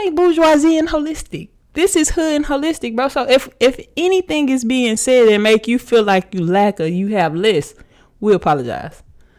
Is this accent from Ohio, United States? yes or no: no; Missouri City, Texas, United States; That's Houston. But where I live, I say I'm from Missouri City.